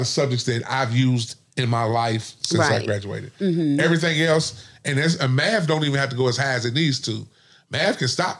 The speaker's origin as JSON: {"language": "English", "region": "Kentucky", "country": "United States", "said": "I'm from Kentucky."}